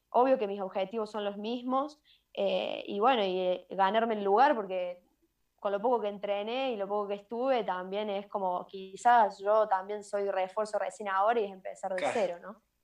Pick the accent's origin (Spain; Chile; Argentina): Argentina; Río Tercero, Córdoba; moved away as an adult; also born or lived in Buenos Aires; sigo en Córdoba, sigo en Río Tercero, en mi pueblo